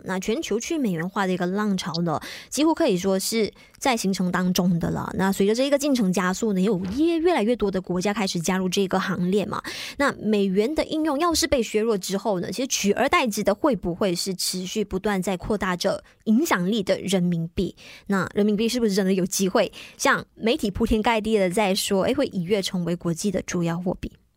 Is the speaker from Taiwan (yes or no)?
no; Malaysia; 但是我们作为大马人